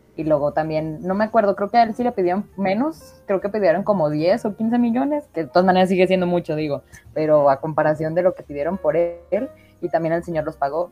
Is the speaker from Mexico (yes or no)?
yes; San Juan de los Lagos, Jalisco, Mexico; San Juan de los Lagos, Jalisco. Eh, es de donde yo soy